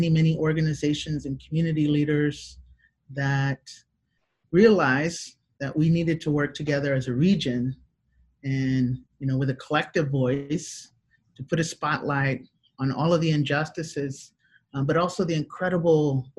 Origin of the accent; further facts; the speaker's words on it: Houston, Texas, United States; I'm in Houston, Texas, born and raised